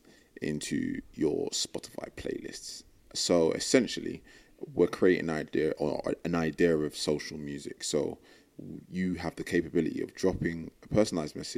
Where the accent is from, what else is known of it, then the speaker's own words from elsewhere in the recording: London, United Kingdom; moved away as an adult; now in New York, United States; I am 25 years old, and I'm from London, and I live in New York.